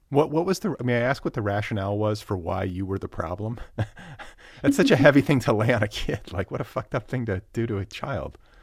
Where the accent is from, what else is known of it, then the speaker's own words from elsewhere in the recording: Midwest, United States; I'm from the Midwest.